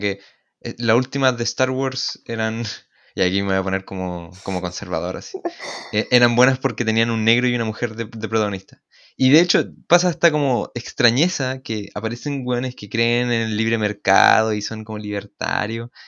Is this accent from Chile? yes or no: yes; Chile